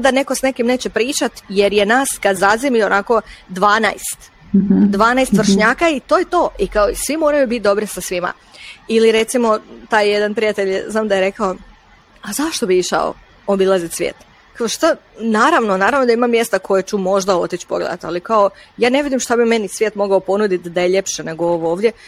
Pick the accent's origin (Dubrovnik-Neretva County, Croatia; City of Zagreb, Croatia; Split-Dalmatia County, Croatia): Split-Dalmatia County, Croatia; Stari Grad; moved away; djelomično sam odrasla na Hvaru, ali u starom gradu